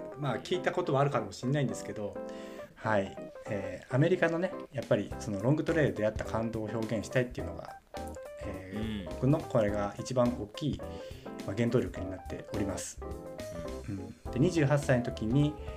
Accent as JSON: {"language": "Japanese", "town": "Kyonan", "region": "Chiba", "country": "Japan", "tie": "born or raised there", "said": "千葉県の鋸南町で生まれ育ち"}